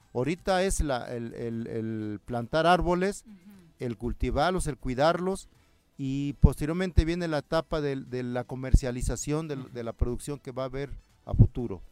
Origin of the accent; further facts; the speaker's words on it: Mazatepec, Morelos, Mexico; Yo vengo del municipio de Mazatepec, ahí somos cinco grupos, somos 135 sembradores